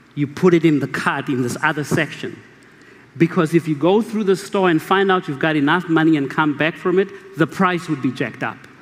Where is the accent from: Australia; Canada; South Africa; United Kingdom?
South Africa; Mahikeng, North West; English is a second language; also born or lived in Kimberley, South Africa; I was born in Kimberley and I grew up in Mahikeng